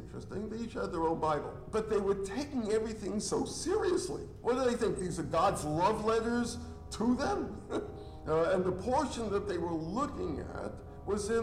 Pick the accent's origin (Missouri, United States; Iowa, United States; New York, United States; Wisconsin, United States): New York, United States; New York City; I grew up in New York City, so you'll pardon me, I'm still learning English